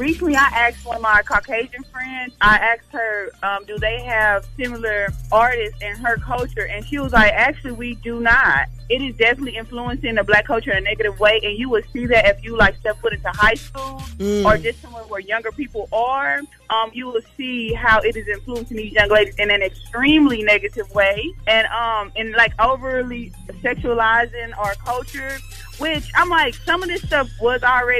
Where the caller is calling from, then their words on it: Atlanta, Georgia, United States; I'm calling from Atlanta, Georgia.